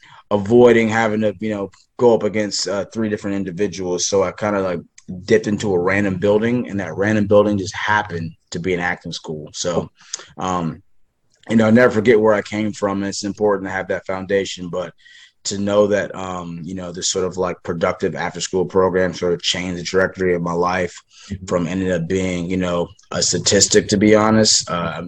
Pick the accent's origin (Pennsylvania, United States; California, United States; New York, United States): California, United States; Los Angeles; Yeah, so I grew up in Los Angeles, and I actually was really pursuing a life being a scientist, and I played a lot of sports.